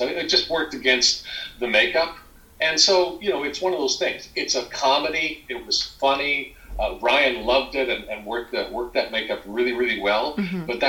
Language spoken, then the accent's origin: English; Alberta, Canada; I'm from Alberta.